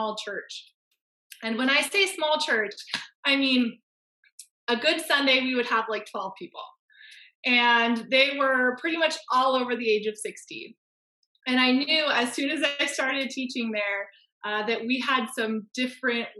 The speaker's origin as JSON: {"language": "English", "town": "Fresno", "region": "California", "country": "United States", "tie": "born or raised there", "moved": "as an adult", "lives_now": "Ontario, Canada", "said": "I am from Fresno. I just moved to Ontario, Canada just over a year ago"}